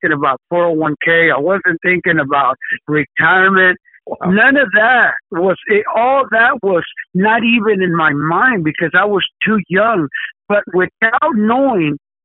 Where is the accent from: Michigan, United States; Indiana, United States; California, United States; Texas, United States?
Texas, United States; Dallas; I am actually from Dallas, Texas